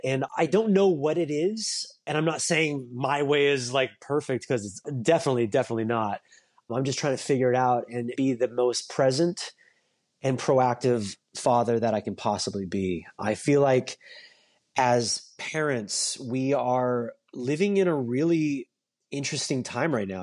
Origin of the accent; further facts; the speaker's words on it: Orange County, California, United States; moved away as an adult; also born or lived in New York; I grew up in Orange County, California, and I, I moved to New York to go to N Y U for college.